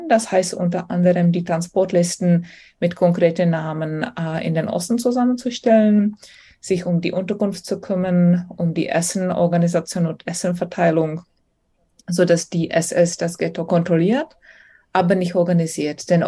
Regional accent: Czechia; ich bin Tschechin und ich freue mich natürlich, wenn ich ein bisschen Nationalstolz zeigen kann.

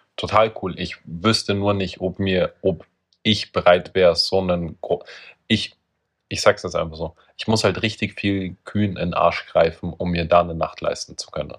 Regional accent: Austria; Ich war halt als Österreicher auf einer deutschen Schule.

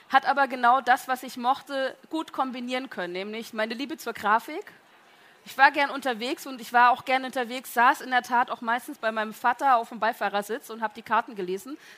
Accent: Kamenz, Saxony, Germany; Ich bin aufgewachsen, geboren und aufgewachsen in Kamenz in äh, der Lessingstadt.

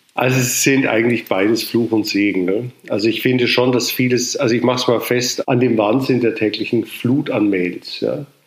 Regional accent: Munich, Bavaria, Germany; ich bin in München geboren und hier äh, evangelisch getauft in der Matthäuskirche am Sendlinger Torplatz

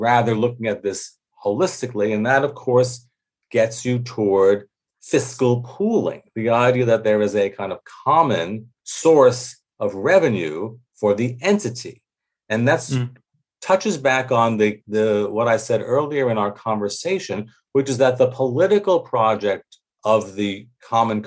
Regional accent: United States; as an American

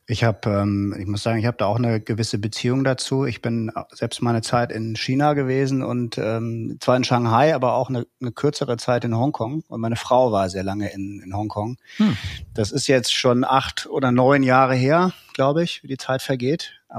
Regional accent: Northern Germany, Germany; also born or lived in Hamburg; Segeln, ähm, was man als Norddeutscher so macht, äh, wenn man das Meer vor der Haustür hat.

